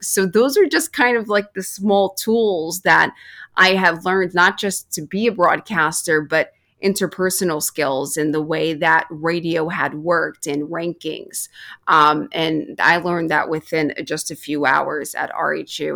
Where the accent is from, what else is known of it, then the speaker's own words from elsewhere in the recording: Yonkers, New York, United States; I'm from New York, um, not far from Hofstra, so I'm right in Yonkers, New York